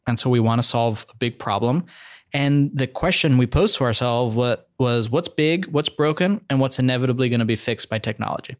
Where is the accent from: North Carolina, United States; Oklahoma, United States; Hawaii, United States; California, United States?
California, United States; Bay Area; I grew up in the Bay Area.